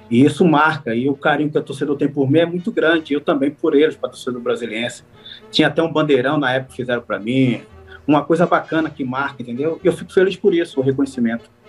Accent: Brazil

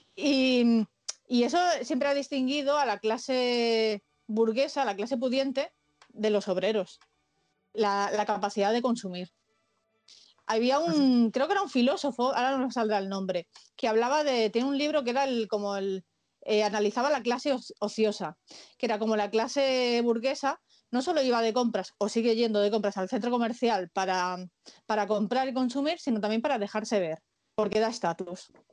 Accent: Catalonia, Spain; soy catalana, es verdad que no soy muy catalana, pero, pero yo nací aquí

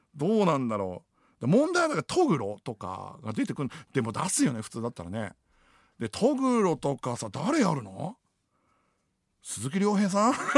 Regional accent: Iwaki, Fukushima, Japan; moved away as an adult; now in Tokyo, Japan; 僕福島県の出身なんですよ。

